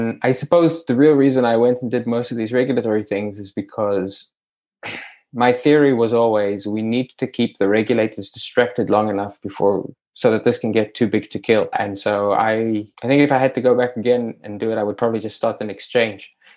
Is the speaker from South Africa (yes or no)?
yes; South Africa; born or raised there